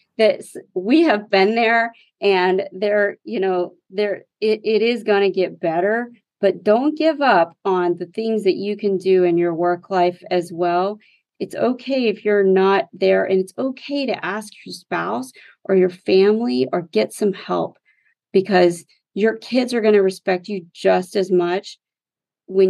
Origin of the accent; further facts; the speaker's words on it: West Texas, United States; I grew up in West Texas in the oil and gas economy